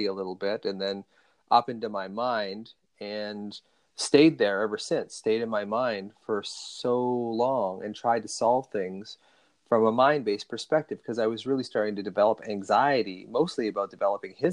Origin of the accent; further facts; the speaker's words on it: Ontario, Canada; I was born in Ontario